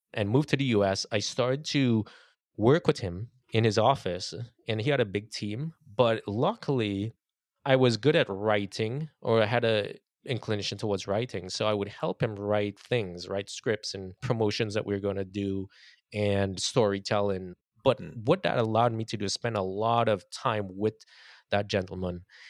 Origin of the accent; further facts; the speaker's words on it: Trinidad & Tobago; moved away as an adult; now in United States; growing up in Trinidad